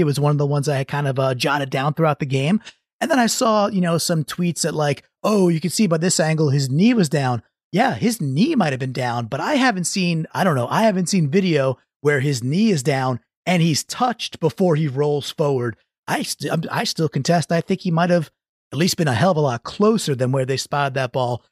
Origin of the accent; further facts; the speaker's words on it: Long Island, New York, United States; when I was like an eight or nine-year-old kid growing up on Long Island